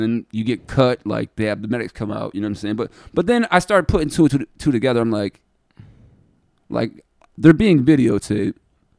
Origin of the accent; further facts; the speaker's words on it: Geneva, New York, United States; I grew up in Geneva. Geneva's a super small town